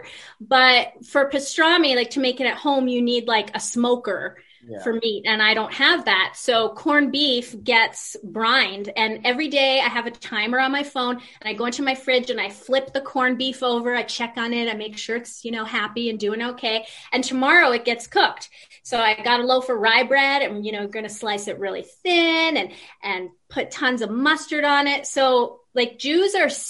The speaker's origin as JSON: {"language": "English", "region": "New York", "country": "United States", "also_born_or_lived": "Argentina", "moved": "yes", "lives_now": "Canada", "said": "I'm from the Big Apple"}